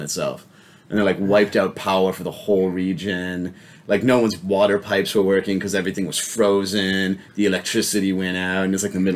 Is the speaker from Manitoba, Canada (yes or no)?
no; an hour south of Ottawa, Ontario, Canada; also born or lived in Netherlands; now in Australia; Actually close to Ottawa, like an hour south of Ottawa in this tiny town